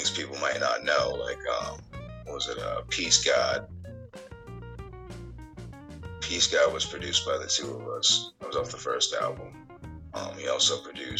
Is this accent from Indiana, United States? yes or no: no; Portland, Maine, United States; moved away as an adult; also born or lived in Pennsylvania; I grew up in Portland, Maine. Went to school in Westbrook.